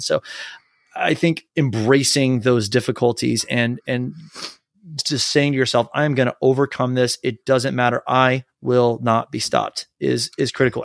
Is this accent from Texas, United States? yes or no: yes; Texas, United States; also born or lived in North Carolina; I grew up in Texas